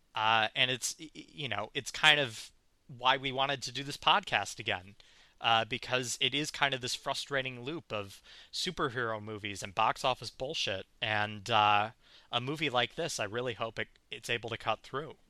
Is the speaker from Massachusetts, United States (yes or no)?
no; outside of Milwaukee, Wisconsin, United States; both of us grew up Catholic. We uh, we grew up outside of Milwaukee, uh, within the Milwaukee Archdiocese.